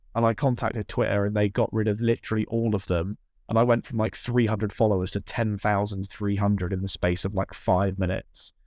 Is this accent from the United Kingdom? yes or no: yes; South West England, United Kingdom; I'm not from the, the U S. I'm from England. I live in a little town in the southwest of England